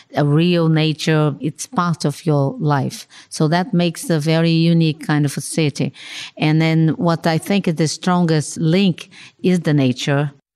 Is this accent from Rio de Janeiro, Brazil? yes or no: yes; Rio de Janeiro, Brazil; I was born in Rio de Janeiro, no? And grew up there and, and works and lives there.